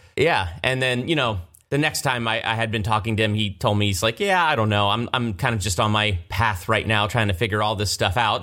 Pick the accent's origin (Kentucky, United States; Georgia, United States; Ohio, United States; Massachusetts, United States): Ohio, United States; Galloway; moved away as an adult; also born or lived in Columbus, Ohio; now in California, United States; I was born in Columbus, Ohio, and grew up right outside of Hilliard, little town, Galloway